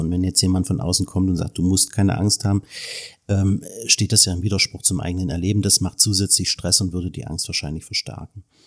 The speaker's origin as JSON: {"language": "German", "country": "Germany", "said": "als Deutsche"}